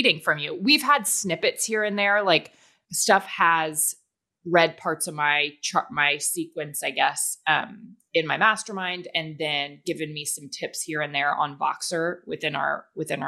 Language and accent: English; the South, United States; I'm from the South